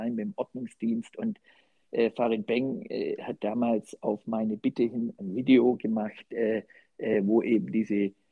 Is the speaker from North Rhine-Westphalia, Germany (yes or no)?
no; Baden-Württemberg, Germany; now in Düsseldorf, Germany; was in Düsseldorf natürlich hilfreich war als Schwabe hält man das Geld zusammen